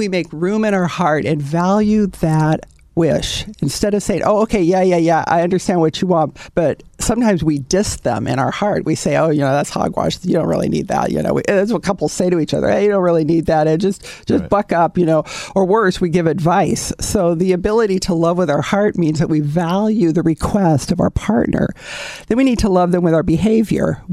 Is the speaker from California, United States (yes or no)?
yes; Southern California, United States; I'm a native Californian to the marrow of my bones. I'm very proud Southern California.